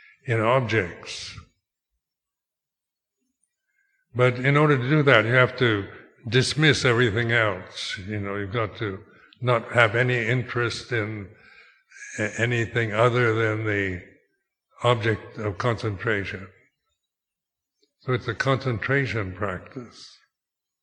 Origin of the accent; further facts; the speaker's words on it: United States; moved away as an adult; also born or lived in Thailand; being American